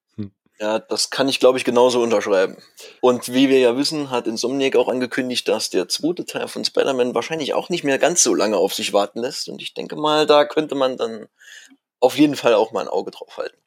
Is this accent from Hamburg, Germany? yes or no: no; Saarland, Germany; moved away as an adult; now in Ruhr area, Germany; gebürtiger Saarländer. Und als mich mein Job ins Ruhrgebiet äh, verschlagen hat